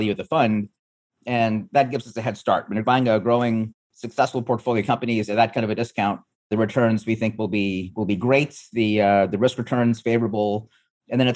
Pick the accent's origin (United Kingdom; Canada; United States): Canada; moved away; also born or lived in East Africa; I grew up in Canada. I was born in East Africa